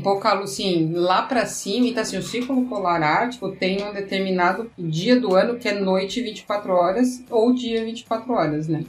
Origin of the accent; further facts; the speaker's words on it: Brazil; nós somos do Brasil